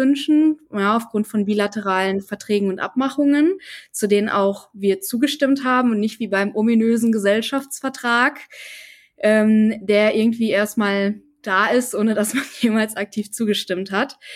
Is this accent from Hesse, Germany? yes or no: no; North Rhine-Westphalia, Germany; ich komme aus NRW